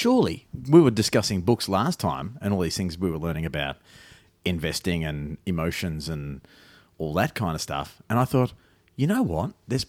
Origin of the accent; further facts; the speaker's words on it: Armidale, New South Wales, Australia; I'm from Armidale